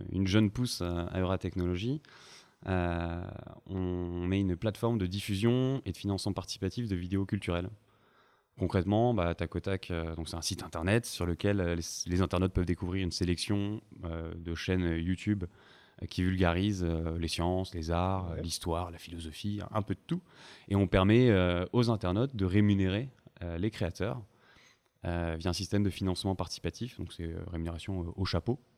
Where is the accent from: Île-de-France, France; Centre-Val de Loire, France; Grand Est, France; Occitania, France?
Occitania, France; Montpellier; j'ai 25 ans. je suis originaire de, Montpellier, donc c'est là où, j'ai grandi, où j'ai fait une classe préparatoire en maths, maths physique.